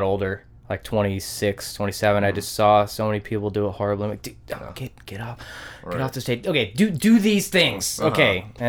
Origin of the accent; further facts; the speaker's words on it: Oak Harbor, Washington, United States; also born or lived in Coupeville, Washington; now in Bellingham, United States; I was born in Coopville, fuck all Washington.